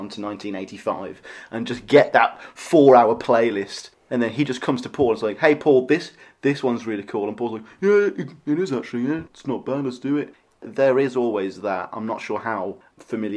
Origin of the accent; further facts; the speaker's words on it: United Kingdom; as a Brit